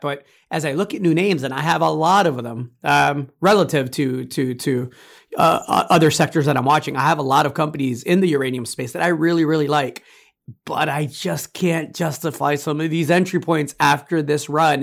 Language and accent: English; United States; me as an American, as a citizen